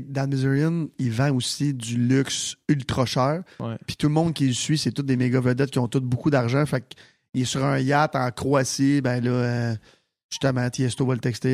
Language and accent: French; Sainte-Martine, Quebec, Canada; je viens de Sainte-Martine